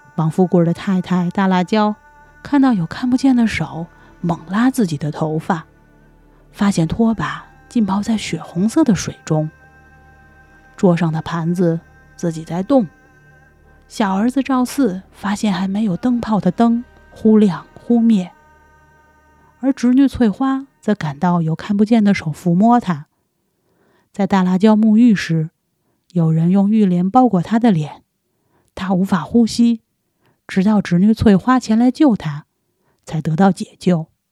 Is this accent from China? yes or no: yes; China; 我们中国人